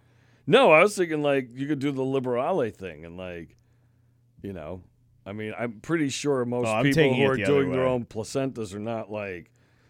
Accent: New York, United States; now in Maine, United States; I never seen it before I moved to Maine. Now, I came right from New York, so there's no balls on trucks in New York.

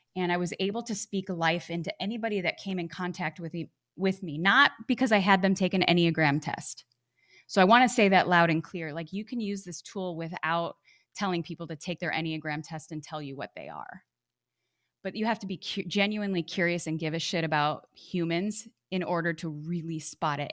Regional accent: Chicago, Illinois, United States; moved away as an adult; also born or lived in Arizona; I grew up back in Chicago, Illinois.

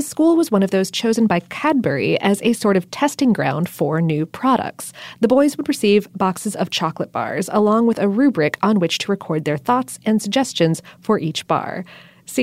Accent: Florida, United States; now in Atlanta, United States; I wasn't really introduced to them until I came to Atlanta. And so, therefore, even though I'm from South Florida and the North, I picked up the word crawfish because that's what everyone here calls them.

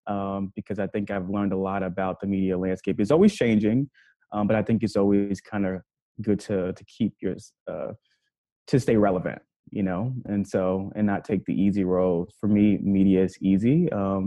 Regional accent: New York City, New York, United States; also born or lived in Kentucky; now in New York, United States; I'm from Harlem, New York, born and raised. Spent 17 years there before going to Kentucky

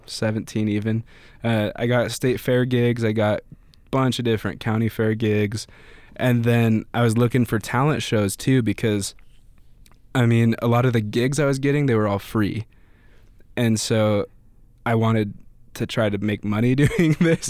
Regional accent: Pocatello, Idaho, United States; also born or lived in Greeley, Colorado / Boise, Idaho / Meridian, Idaho / Twin Falls, Idaho; I was born in Colorado near Denver in a small city called Greeley. Lived there till I was, like, ten, uh, and then I've lived in Idaho

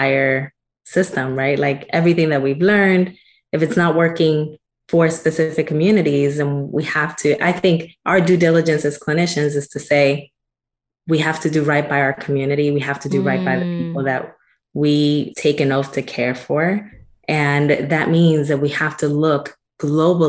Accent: Newark, New Jersey, United States; moved away as an adult; also born or lived in Dominican Republic / New York; So I'm actually originally from Newark, New Jersey. And so when I came from the Dominican Republic, we came straight to Newark. And I spent 23 years of my life there. So from age 5 until

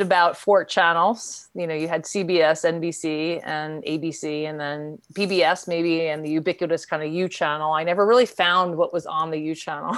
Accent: New York, United States; I grew up in New York, the greater New York area. I was born in Queens.

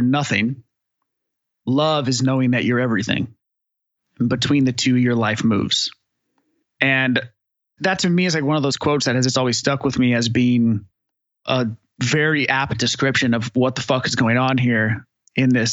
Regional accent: Northern California, United States; moved away as an adult; now in Austin, United States; I grew up in Northern California

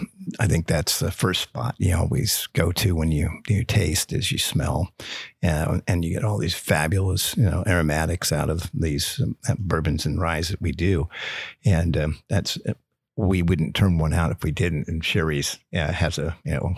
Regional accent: Eureka, California, United States; I was actually born in Eureka, California, but my grandmother was from Somerset, Kentucky

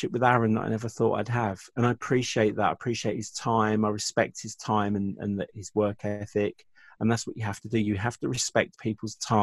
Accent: England, United Kingdom; I'm from England.

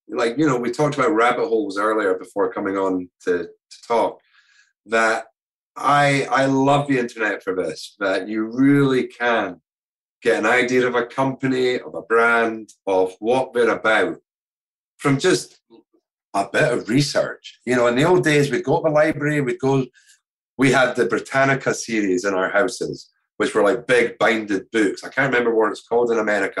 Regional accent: Scotland, United Kingdom; our Scottish culture and craftsmanship

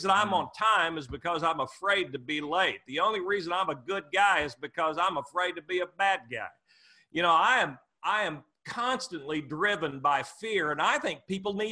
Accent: Muskogee, Oklahoma, United States; I grew up dirt poor in Muskogee, Oklahoma

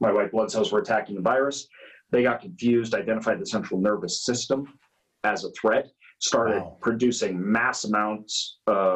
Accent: Idaho, United States; I grew up in Idaho

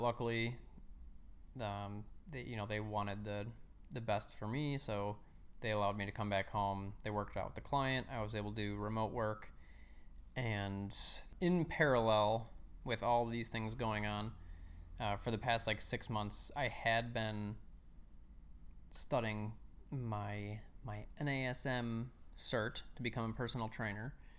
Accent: Chicago, Illinois, United States; I grew up in the suburbs of Chicago. Uh, I lived there all my life.

